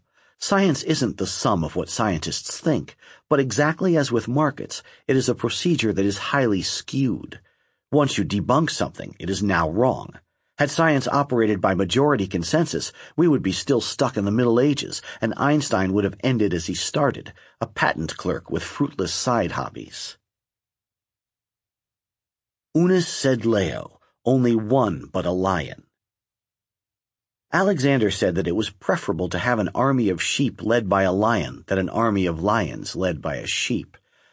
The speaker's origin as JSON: {"language": "English", "country": "Lebanon", "tie": "born or raised there", "said": "I grew up in Lebanon at the time when the population was about half Christian"}